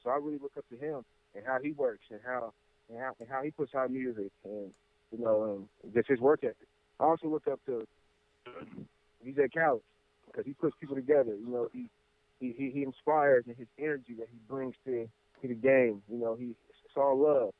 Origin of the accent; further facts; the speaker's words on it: Indianapolis, Indiana, United States; from Knapptown, Indianapolis, 317.